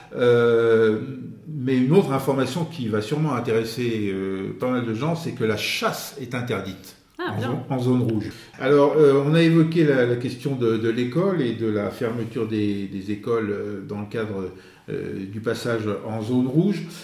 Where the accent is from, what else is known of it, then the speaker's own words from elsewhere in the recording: France; en tant que Français